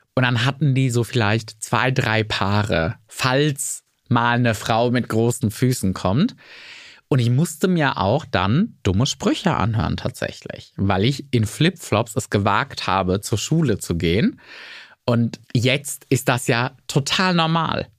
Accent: rural Bavaria, Germany; accent: Lower Franconian dialect; Zu der Zeit auf dem bayerischen Land, wo ich groß geworden bin

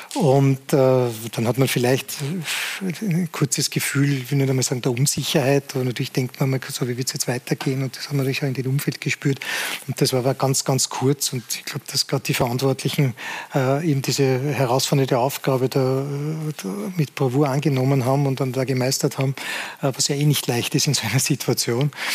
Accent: Salzburg, Austria; als Salzburger

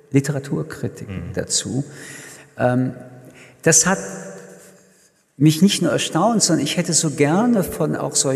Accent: Paris, Île-de-France, France; Ich komme, wie gesagt, aus Paris

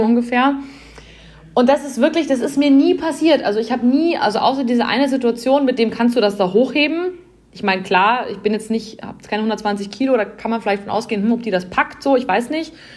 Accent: Bavaria, Germany; bei uns in Bayern

